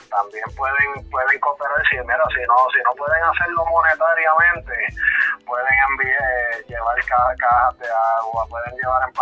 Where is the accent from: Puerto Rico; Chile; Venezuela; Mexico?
Puerto Rico; Cabo Rojo; nuestro pueblo de Cabo Rojo, que es de donde soy yo